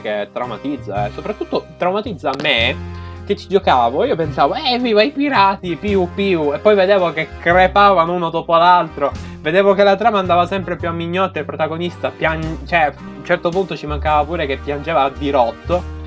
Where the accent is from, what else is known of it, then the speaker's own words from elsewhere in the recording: Sicily, Italy; dalle mie parti, eh, ovvero Sicilia